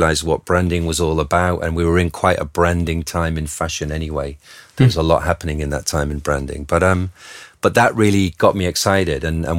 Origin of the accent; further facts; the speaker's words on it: United Kingdom; Being British, of course, I was very busy following the British designers.